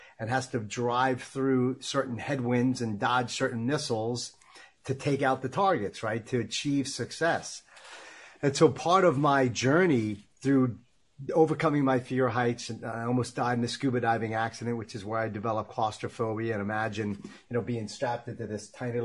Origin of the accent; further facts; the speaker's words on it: Long Island, New York, United States; I grew up in Long Island, New York, thus the accent